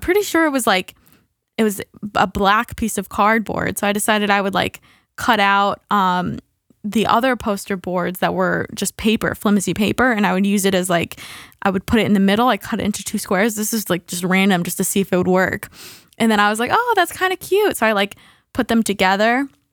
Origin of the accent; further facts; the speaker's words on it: United States; we're American